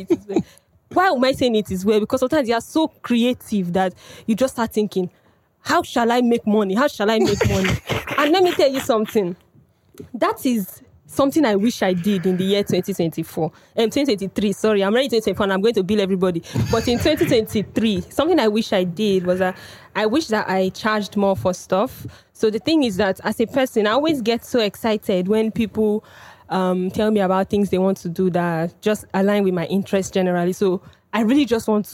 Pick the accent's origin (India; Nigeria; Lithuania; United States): Nigeria; Cross River; I hail from Cross River State. I hail from Cross River State, a very minority group